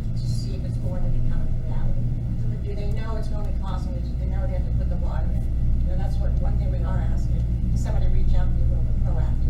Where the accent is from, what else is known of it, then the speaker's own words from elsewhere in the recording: Cincinnati, Ohio, United States; I lived there, no, I'm not from Reading or here, Cincinnati. I lived there when Ulster was in there.